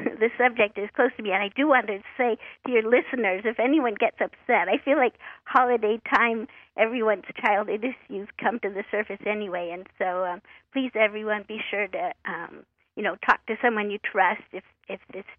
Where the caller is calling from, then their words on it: Oregon, United States; I'm calling from Oregon.